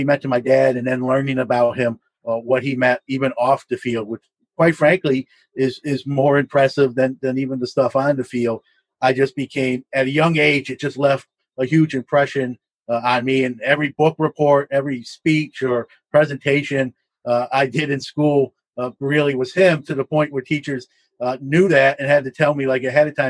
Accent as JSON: {"language": "English", "town": "New York City", "region": "New York", "country": "United States", "tie": "born or raised there", "said": "I'm originally from Brooklyn, New York."}